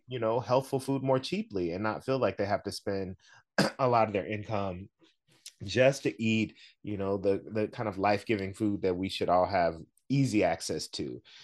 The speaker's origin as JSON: {"language": "English", "region": "the South", "country": "United States", "said": "I'm from the South"}